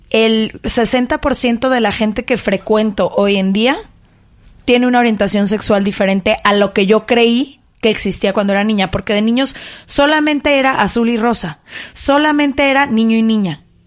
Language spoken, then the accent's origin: Spanish; Guadalajara, Jalisco, Mexico; yo crecí en Guadalajara en una familia muy conservadora